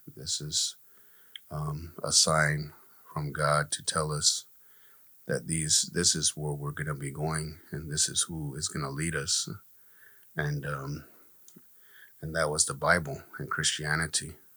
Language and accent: English; Gila River, Arizona, United States; I'm from here from Gila River. I'm a member of the tribe Akamaroatam.